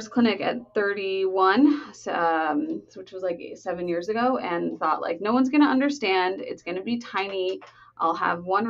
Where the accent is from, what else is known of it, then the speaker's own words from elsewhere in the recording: Los Angeles, California, United States; I'm from Los Angeles